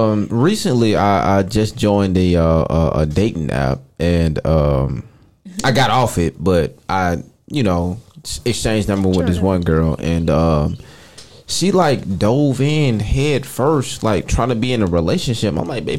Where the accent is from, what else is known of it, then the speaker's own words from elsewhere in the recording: Atlanta, Georgia, United States; Born and raised in Atlanta, Georgia.